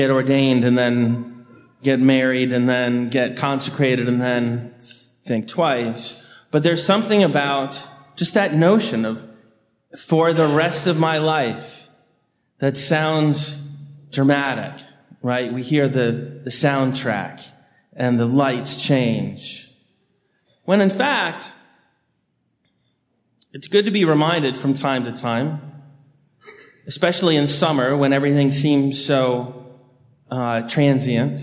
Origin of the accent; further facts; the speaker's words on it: Annandale, Virginia, United States; growing up on Tobin Road in Annandale, just behind Epiphany of Our Lord off Woodburn, which is where Fairfax Hospital meets the intersection of Gallows and Woodburn